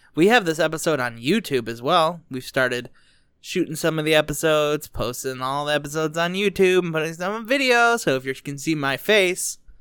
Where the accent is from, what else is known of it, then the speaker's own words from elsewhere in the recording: Dearborn, Michigan, United States; I was born in Dearborn